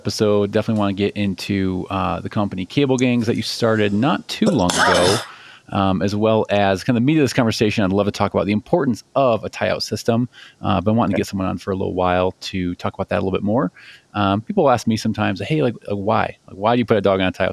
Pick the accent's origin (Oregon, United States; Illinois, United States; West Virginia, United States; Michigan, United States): Illinois, United States; Chicago; accent: Chicago; my Chicago accent